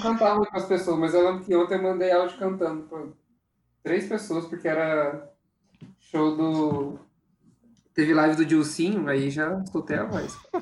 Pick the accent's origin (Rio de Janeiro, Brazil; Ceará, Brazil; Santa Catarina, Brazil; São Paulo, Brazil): São Paulo, Brazil; São José dos Campos; nasci em São José